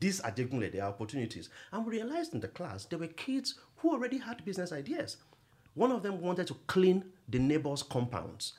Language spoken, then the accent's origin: English; Akure, Ondo, Nigeria; I grew up in Akure